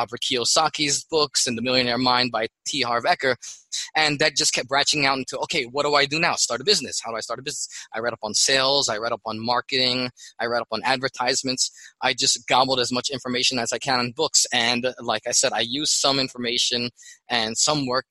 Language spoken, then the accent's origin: English; Philippines; now in United States; I'm Filipino living in America